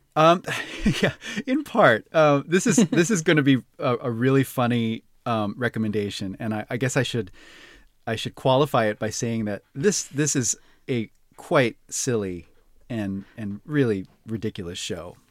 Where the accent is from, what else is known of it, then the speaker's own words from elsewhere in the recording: Honolulu, Hawaii, United States; I was born and raised in Honolulu on the island of mm. Oahu